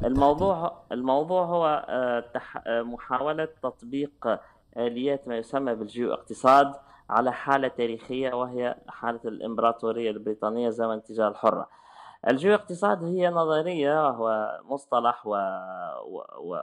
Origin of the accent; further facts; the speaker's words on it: Tunis, Tunis Governorate, Tunisia; moved away as an adult; also born or lived in France; ولدت عام 1981 ولدت في تونس تونس آه، العاصمه